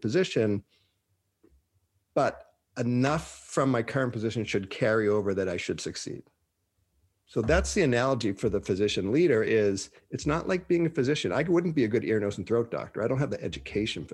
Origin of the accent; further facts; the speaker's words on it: Boston, Massachusetts, United States; moved away; also born or lived in Minnesota; I'm from Boston